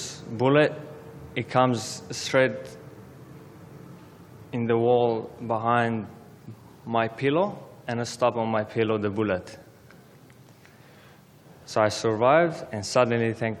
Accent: Aleppo, Aleppo Governorate, Syria; English is a second language; moved away as an adult; now in Australia; I was born in Syria, Aleppo, but my background is Armenian

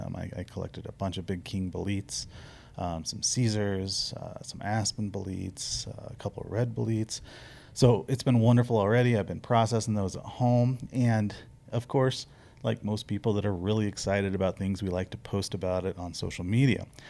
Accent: the Ozarks, United States; now in Arizona, United States; Where I grew up in the Ozarks

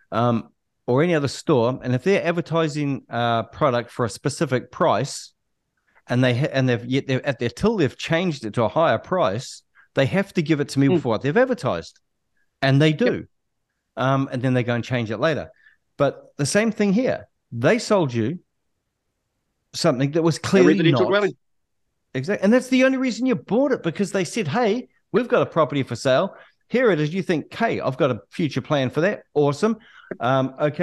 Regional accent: Auckland, New Zealand; I'm born and raised in South Auckland

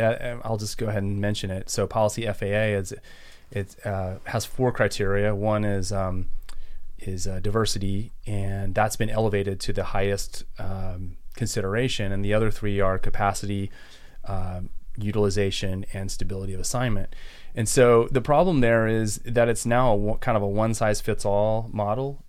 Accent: Texas, United States; also born or lived in San Antonio, Texas / Houston, Texas / Austin, Texas / Maryland; now in Montgomery County, Maryland, United States; I'm from Texas originally. Grew up, I was born in San Antonio, lived outside of Houston

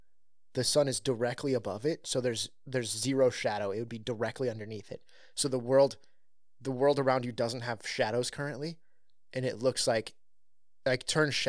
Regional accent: California, United States; I grew up in California.

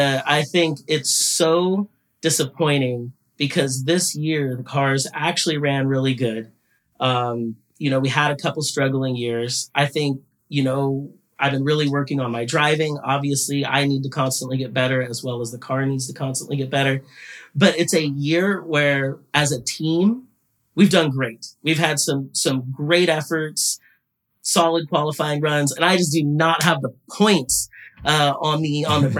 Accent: United States; I'm an American driver

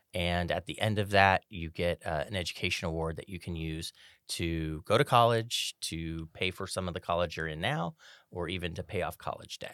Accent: Sacramento, California, United States; I was born and raised in Sacramento

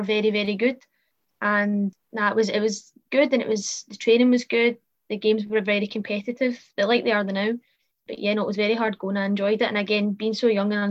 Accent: Cambuslang, Scotland, United Kingdom; also born or lived in Fernhill; I'm from Cambuslang, kind of just outside of Glasgow area. It's kind of on like central for everything. Stayed here pretty much all my life.

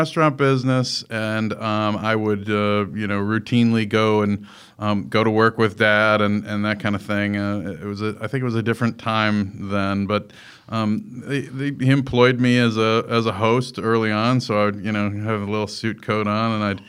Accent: Melrose Park, Illinois, United States; I was born in Chicago, Illinois, in an area called Melrose Park. And Melrose Park in that at that time in the late 60s was a really Italian neighborhood, and it was very ethnic, and it was very family-oriented

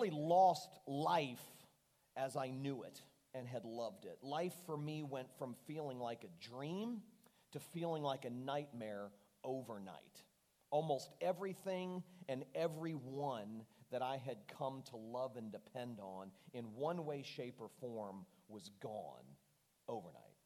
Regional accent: Fort Lauderdale, Florida, United States; I was leading a large, well-known church in my hometown of Fort Lauderdale.

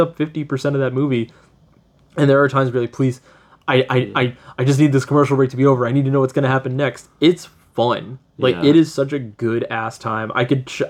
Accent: United States; I am American

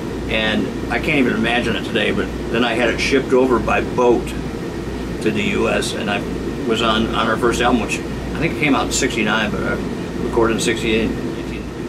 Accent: Rockford, Illinois, United States; also born or lived in Chicago suburbs, Illinois; When I was 8 years old, we moved from the Chicago suburbs to Rockford, Illinois. My dad bought a music store.

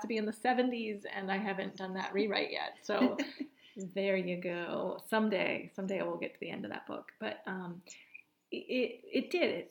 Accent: Central Virginia, United States; also born or lived in New York; I grew up here in Central Virginia.

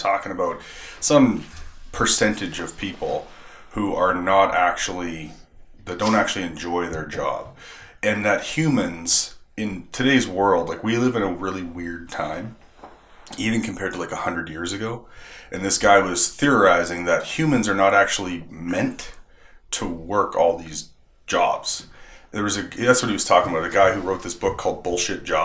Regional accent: the Maritimes, Canada; moved away; I'm from the Maritimes, they go, "Where's your accent?"

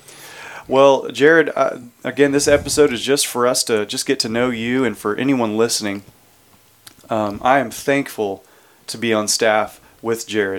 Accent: Houston, Texas, United States; I was born and raised in the Houston area

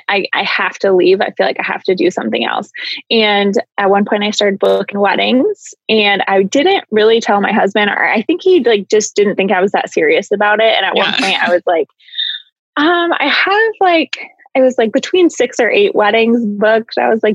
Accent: Iowa, United States; also born or lived in Chandler, Arizona; growing up in Iowa, we kind of get the same kind of Midwest thing

